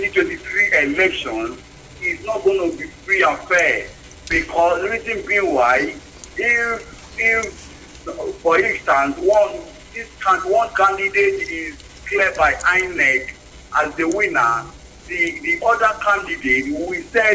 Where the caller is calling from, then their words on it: Abuja, Federal Capital Territory, Nigeria; I'm calling from Apo.